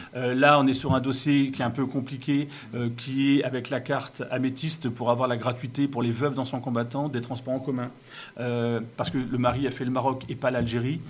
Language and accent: French; Wissous, Île-de-France, France; je suis né, euh, j'ai passé mon enfance à Vissou